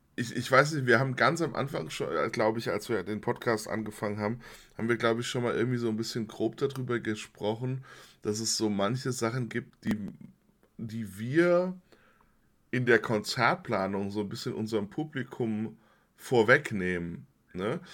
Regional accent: Limburg an der Lahn, Hesse, Germany; ich äh, bei den Domsignaben aufgewachsen bin in Limburg

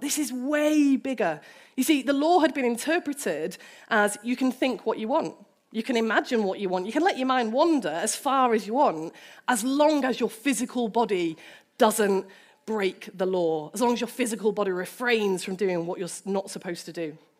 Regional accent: United Kingdom; As a British person

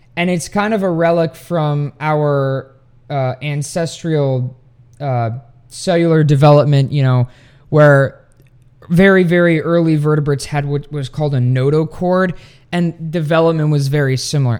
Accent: Sweden; now in United States; my home country of Sweden

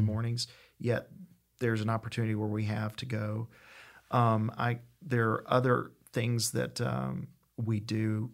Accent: East Tennessee, United States; now in Tupelo, United States; I'm originally from East Tennessee

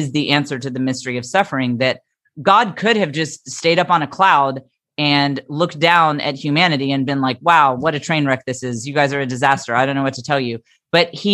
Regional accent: the Bible Belt, United States; I grew up in the Bible Belt

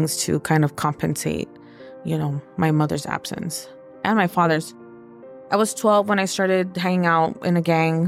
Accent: Los Angeles, California, United States; also born or lived in Echo Park, Los Angeles; I was born in Echo Park and raised in the San Fernando Valley

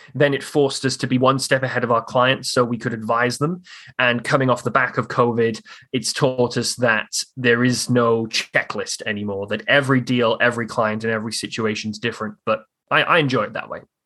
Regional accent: Newport, Wales, United Kingdom; moved away as an adult; now in Halifax, Canada; I grew up in in South Wales over in the UK on the on the Wales England border but in Wales. The city I grew up in was called Newport.

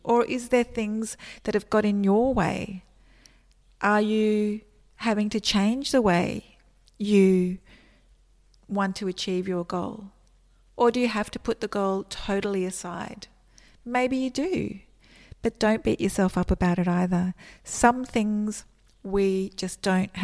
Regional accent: Australia; moved away as an adult; also born or lived in Melbourne; I actually moved back to my hometown, which is over 500 kilometres away from Melbourne

